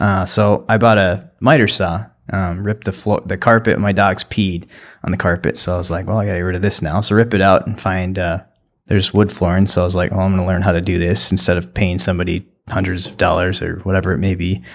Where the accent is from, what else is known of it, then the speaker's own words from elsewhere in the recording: New London, United States; I grew up in New London and went to school there